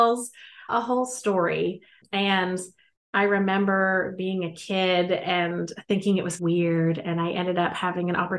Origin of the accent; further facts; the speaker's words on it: the South, United States; now in Houston, United States; I know from the accent that I have, you would not expect it. But like I said, I did grow up in the South mostly. So that's why my voice sounds like this.